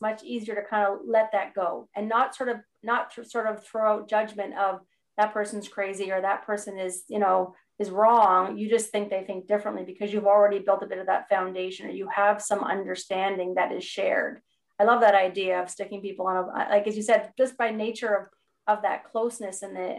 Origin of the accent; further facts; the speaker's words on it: Canada; I'm a Canadian